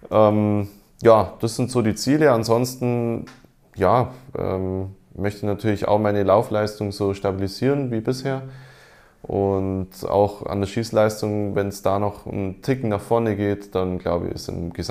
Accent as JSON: {"language": "German", "town": "Esslingen", "region": "Baden-Württemberg", "country": "Germany", "tie": "born or raised there", "said": "wie in meinem Heimatort in Esslingen auch."}